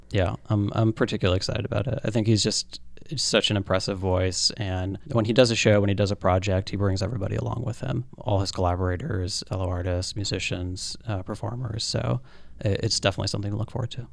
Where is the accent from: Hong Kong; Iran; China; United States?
United States; the Poconos, Northeast Pennsylvania; now in New York, United States; I grew up in Northeast Pennsylvania, in the Poconos